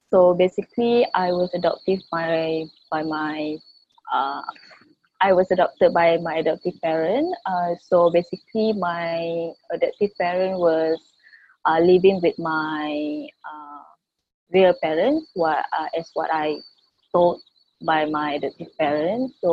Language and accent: English; Malaysia; I'm from Malaysia. I was born in Malaysia.